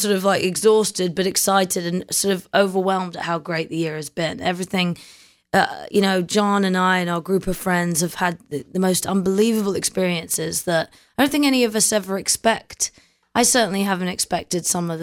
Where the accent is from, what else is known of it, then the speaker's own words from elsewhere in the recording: London, United Kingdom; moved away; also born or lived in New Zealand; I was born in London in a place called Kingston-upon-Thames, which sounds very regal